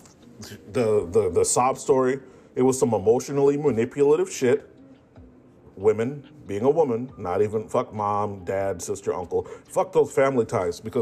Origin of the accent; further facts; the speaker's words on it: Midwest, United States; I'm from the Midwest